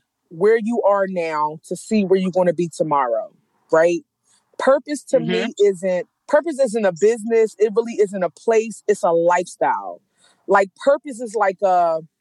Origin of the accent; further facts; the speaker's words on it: Philadelphia, Pennsylvania, United States; I'm from North Philadelphia, graduated from Strawberry Mansion